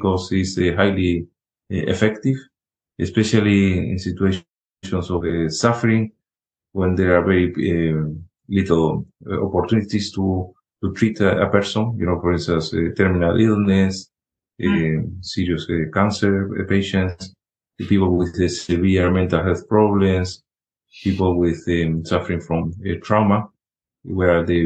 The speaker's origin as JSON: {"language": "English", "country": "Spain", "moved": "yes", "said": "when I was in medical school in Spain, I'm originally from Spain"}